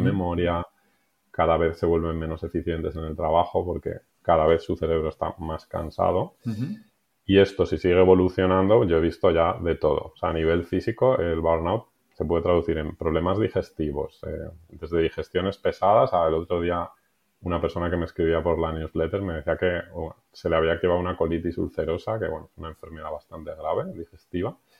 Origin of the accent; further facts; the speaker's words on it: Madrid, Community of Madrid, Spain; moved away as an adult; now in Benasque Valley, Spain; Soy madrileño, aunque hace un tiempo me mudé y me fui a vivir al Pirineo